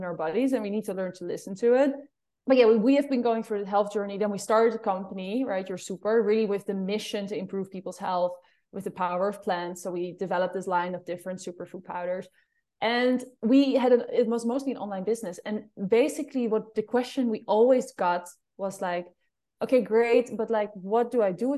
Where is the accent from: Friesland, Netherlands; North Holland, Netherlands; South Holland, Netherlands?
North Holland, Netherlands; Amsterdam; accent: Amsterdam; English is a second language; moved away; It's just Amsterdam accent.